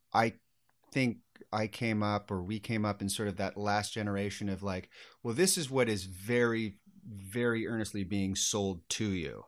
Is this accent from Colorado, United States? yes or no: no; Sacramento, California, United States; I grew up in Sacramento